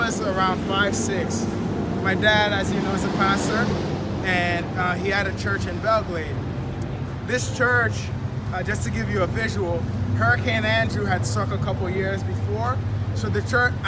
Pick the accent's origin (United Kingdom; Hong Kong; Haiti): Haiti; moved away; I come from an immigrant background. I'm originally from Haiti